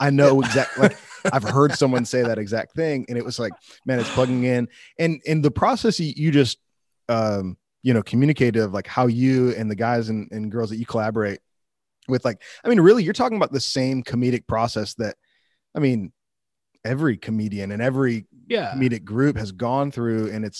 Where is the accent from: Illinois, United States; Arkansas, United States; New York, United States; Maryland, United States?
Illinois, United States; so I grew up near Chicago, and I did not grow up a Christian, at least not until I was in high school